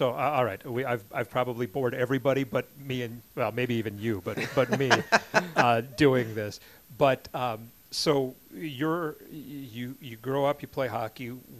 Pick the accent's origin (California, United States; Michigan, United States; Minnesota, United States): Minnesota, United States; I'm from Minnesota.